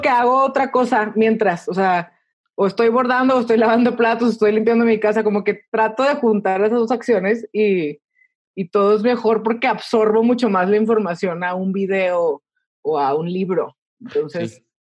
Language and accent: Spanish; El Paso, Texas, United States; soy Texican, ¿ok? Yo nací en El Paso